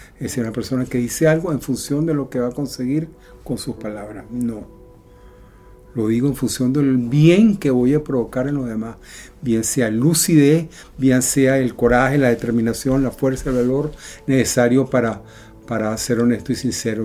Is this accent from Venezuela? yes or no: yes; Venezuela; moved away as an adult; also born or lived in Europe; Hace seis años tuve que salir con mi familia de Venezuela por muchos motivos de seguridad, económicos, etc. Viajamos a Europa y tuvimos que dejar atrás todo.